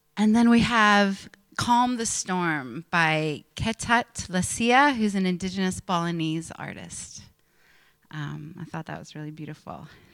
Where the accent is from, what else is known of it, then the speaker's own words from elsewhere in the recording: Pennsylvania, United States; an American preacher's kid growing up in Pennsylvania in the 80s and 90s